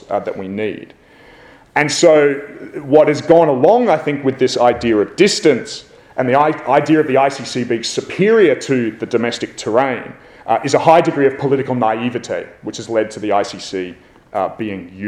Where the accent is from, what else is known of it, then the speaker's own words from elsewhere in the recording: Australia; as an Aussie